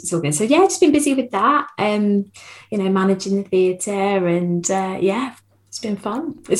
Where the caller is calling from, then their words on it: Watford, East of England, United Kingdom; I'm live from Watford, so that's very...